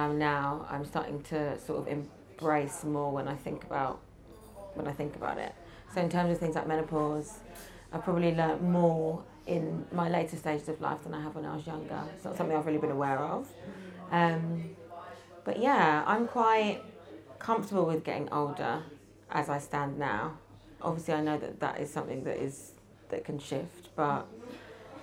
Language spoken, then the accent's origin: English; London, United Kingdom; I'm from London, and Karen is my mother